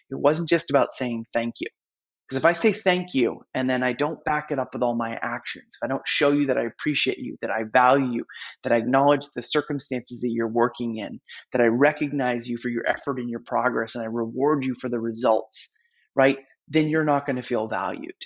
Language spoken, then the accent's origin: English; New England, United States; I'm from New England